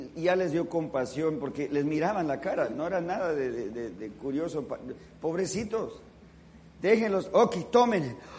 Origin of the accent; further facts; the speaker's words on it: California, United States; moved away as an adult; also born or lived in Los Angeles; now in Washington, D.C., United States; siempre se sabe quiénes son los californianos porque cuando comienza a nevar salimos a jugar en la nieve